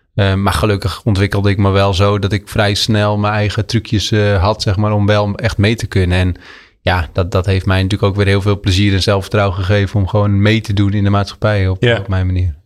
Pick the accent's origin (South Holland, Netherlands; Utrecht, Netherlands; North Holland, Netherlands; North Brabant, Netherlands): South Holland, Netherlands; Vrouwenakker; net onder de rook van Amsterdam in het plaatsje Vrouwenakker. Uh, oh, gemeente Nieuwkoop